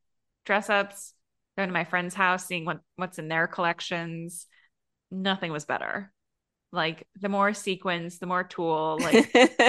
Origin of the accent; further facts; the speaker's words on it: Connecticut, United States; near where I grew up in Connecticut